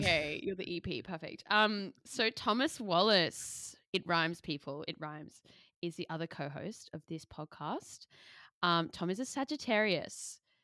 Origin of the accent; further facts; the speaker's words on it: Sydney, New South Wales, Australia; moved away as an adult; now in London, United Kingdom; moving from Sydney to London and New York, but we think that our angle as two Australian millennial aspiring creatives